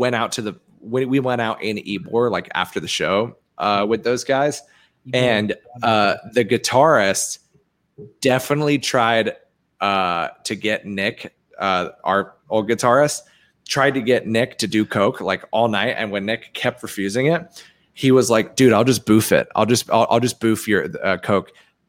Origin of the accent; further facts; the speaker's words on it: England, United Kingdom; born there; Well, I was born in England. It's basically the same accent.